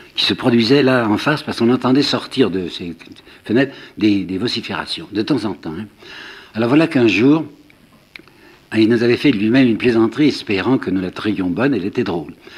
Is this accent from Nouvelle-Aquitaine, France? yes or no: no; Mâcon, Bourgogne-Franche-Comté, France; moved away as an adult; J'habitais Mâcon, hein, je suis né à Mâcon, et j'étais reparti